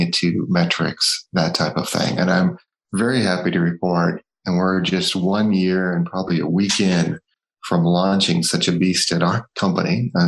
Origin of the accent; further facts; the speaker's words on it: Northeast, United States; I'm from the States, born and brought up in the Northeast.